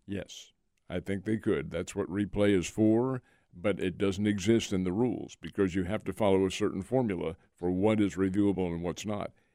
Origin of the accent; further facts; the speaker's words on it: Philadelphia, Pennsylvania, United States; moved away; Philadelphia is my hometown, and the Phillies were my boyhood team. Now, I've been away from there for half a century